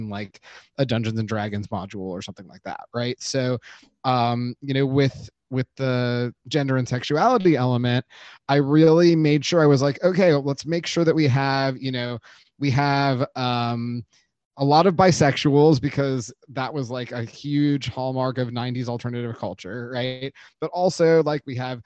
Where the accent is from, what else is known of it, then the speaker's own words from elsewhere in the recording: Los Angeles, California, United States; my own teen experience in the 90s growing up in Los Angeles